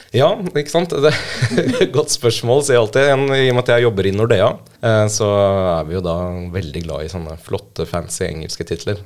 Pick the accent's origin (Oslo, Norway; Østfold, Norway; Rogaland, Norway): Oslo, Norway; Født og oppvokst i Oslo